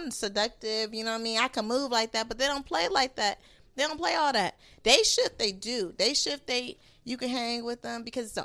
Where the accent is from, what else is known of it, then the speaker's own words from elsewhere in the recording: West Coast, United States; I'm I'm from West Coast. I already know the game. It's in my blood, okay?